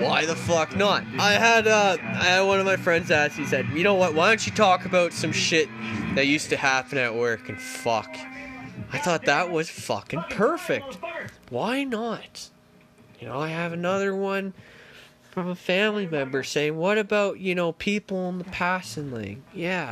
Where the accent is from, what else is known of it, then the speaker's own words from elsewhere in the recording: Ontario, Canada; now in British Columbia, Canada; I grew up in Ontario.